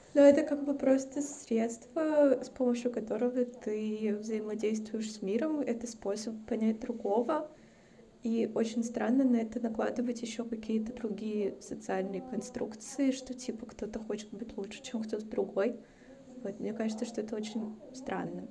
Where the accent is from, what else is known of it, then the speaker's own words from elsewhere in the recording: Stavropol, Stavropol Krai, Russia; moved away; also born or lived in Saint Petersburg / Moscow; я родилась и выросла в России. Но я родилась и выросла, ну, типа, на Северном Кавказе